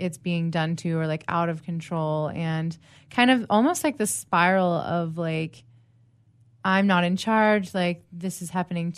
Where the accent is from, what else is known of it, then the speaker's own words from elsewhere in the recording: East Coast, United States; now in San Diego, United States; I am a San Diego life coach. I'm originally from the East Coast.